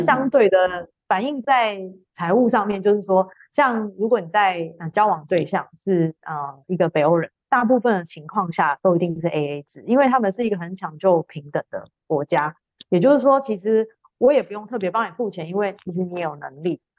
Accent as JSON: {"language": "Chinese", "country": "Taiwan", "tie": "born or raised there", "also_born_or_lived": "Sweden", "moved": "as an adult", "lives_now": "Denmark", "said": "我基本上是台湾长大一个女生，中间一度有到瑞典念书，然后呢，也跟大家一样是个上班族"}